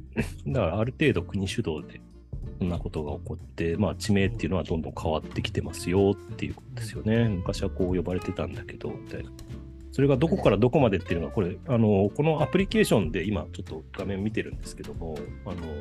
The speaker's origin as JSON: {"language": "Japanese", "region": "Gifu", "country": "Japan", "tie": "born or raised there", "said": "地元ではですね、小学校の統廃合とかが進んでて"}